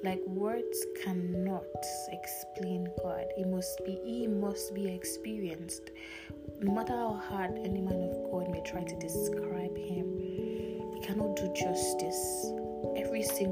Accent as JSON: {"language": "English", "country": "Nigeria", "said": "I'm Nigerian"}